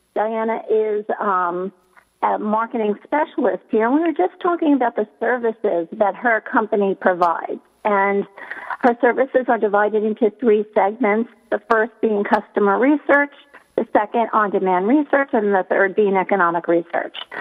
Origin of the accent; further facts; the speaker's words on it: New York City, New York, United States; a New Yorker who was living in Manhattan during 9 11